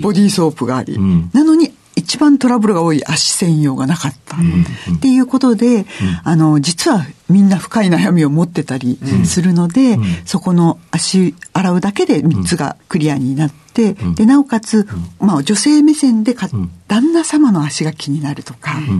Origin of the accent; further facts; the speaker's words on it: Gunma, Japan; also born or lived in Ueno, Tokyo; 出身は群馬県なんですが、生まれは東京、上野で生まれました。